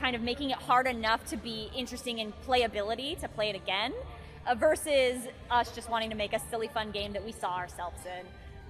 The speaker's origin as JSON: {"language": "English", "town": "San Mateo", "region": "California", "country": "United States", "said": "I'm from the Bay too."}